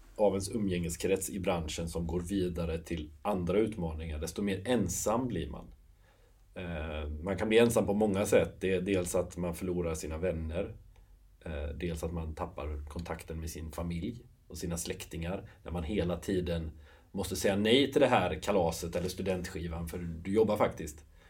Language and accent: Swedish; Nossebro, Västra Götaland, Sweden; moved away as an adult; also born or lived in London / Ireland; now in Gothenburg, Sweden; jag är uppväxt i Nossebro, 8 mil ifrån Göteborg